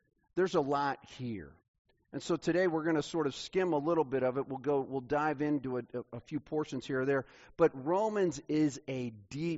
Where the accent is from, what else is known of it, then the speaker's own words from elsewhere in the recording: Kansas City, United States; I grew up in Kansas City